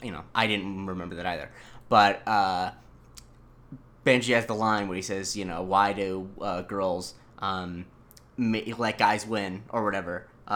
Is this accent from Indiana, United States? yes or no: no; Florida, United States; The area I grew up in Florida is 100% the South.